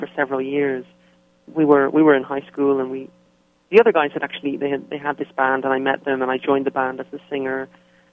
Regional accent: Dublin, Leinster, Ireland; moved away as an adult; now in United States; I was born and raised in Dublin in Ireland.

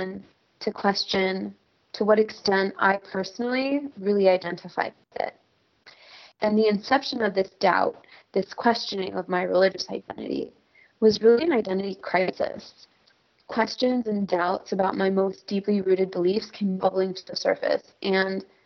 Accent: San Bruno, California, United States; moved away; I grew up in Bay Area, California. So to be more specific, I grew up in a suburb outside of San Francisco called San Bruno

